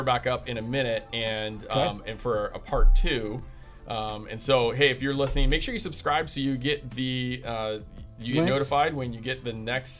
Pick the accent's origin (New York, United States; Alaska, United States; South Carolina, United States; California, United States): California, United States; Sacramento; moved away; I grew up in Sacramento